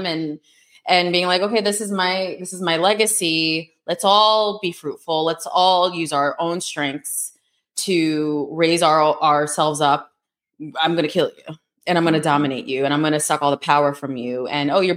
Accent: United States; also born or lived in New York City; Americans that grew up here and born here

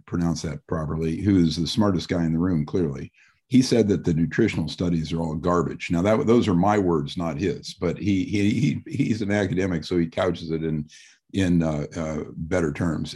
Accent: Midwest, United States; I'm from the Midwest also

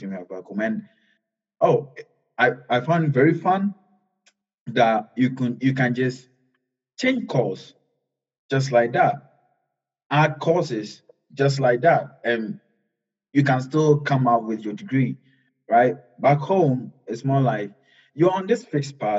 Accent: Ghana; moved away as an adult; now in Dubuque, United States; I'm from Ghana in Africa

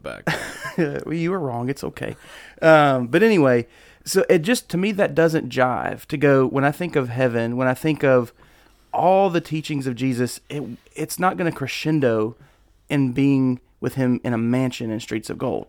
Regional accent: United States; As an American living in 2021, almost 2022

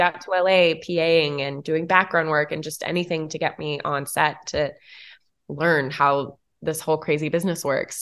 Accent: Tennessee, United States; moved away; also born or lived in Atlanta; A small town in Tennessee

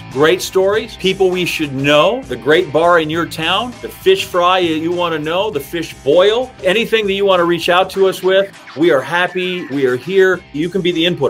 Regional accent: Green Bay, Wisconsin, United States; born or raised there

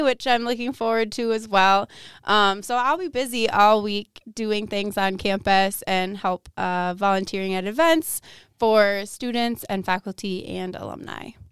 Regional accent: Waukesha, Wisconsin, United States; now in Menomonie, United States; I'm originally from Waukesha, Wisconsin, which comes uh, just outside of Milwaukee, Wisconsin.

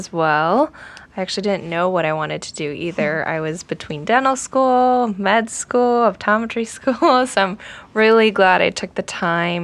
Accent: Naperville, Illinois, United States; I'm from Naperville, Illinois

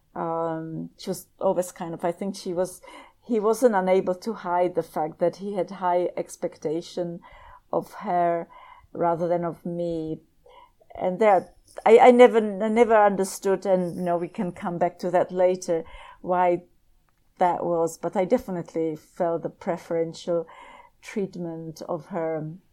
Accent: Prague, Czechia; moved away as an adult; also born or lived in Southampton, England / Lincoln, Nebraska; I was born in Prague

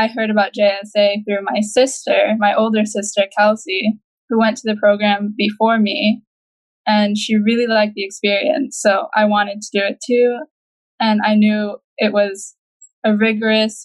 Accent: Saint Croix, U.S. Virgin Islands; I am from St. Croix in the U.S. Virgin Islands as well

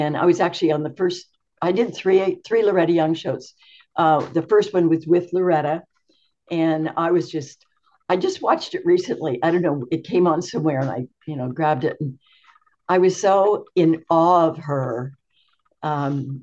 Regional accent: Yuba City, California, United States; also born or lived in Pasadena, California; I was born in Northern California on a farm in Yuba City, California. My dad was a peach rancher. So I lived there until I was 17

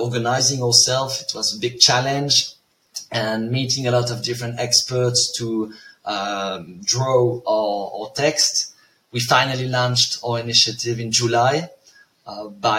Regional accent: a small village near Tournai, Wallonia, Belgium; moved away as an adult; also born or lived in Brussels, Belgium / Leuven, Belgium; now in Zurich, Switzerland; I come from Belgium, a small village near Tournai.

